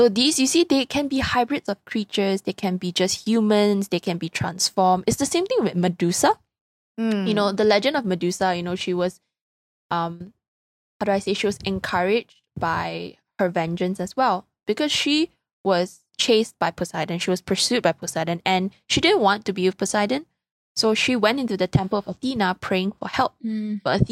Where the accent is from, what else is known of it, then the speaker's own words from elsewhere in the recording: Malaysia; I'm Malaysian, but like you see me butcher my own like language